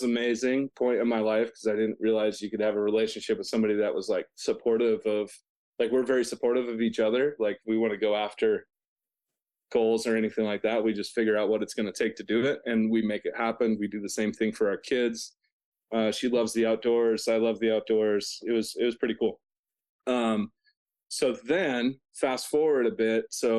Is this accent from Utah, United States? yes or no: yes; Provo, Utah, United States; So I'm from Provo. I have 5 kids.